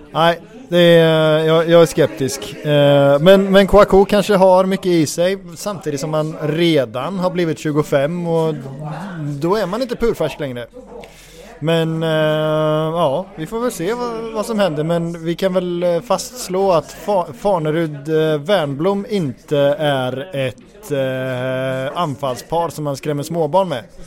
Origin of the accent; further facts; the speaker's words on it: Götene, Västra Götaland, Sweden; jag kommer från Götene